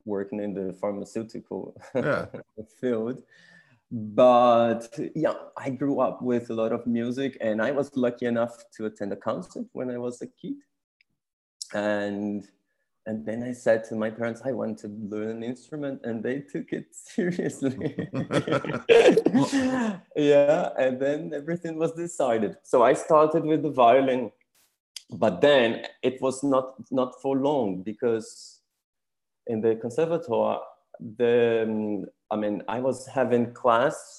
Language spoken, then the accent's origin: English; São Paulo, Brazil; moved away as an adult; also born or lived in Switzerland; I was born in Brazil, in São Paulo, which is the biggest city in Brazil